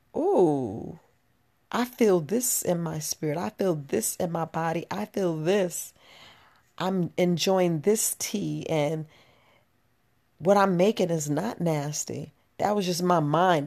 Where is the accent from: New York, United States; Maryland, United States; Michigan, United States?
New York, United States; moved away as an adult; I grew up in New York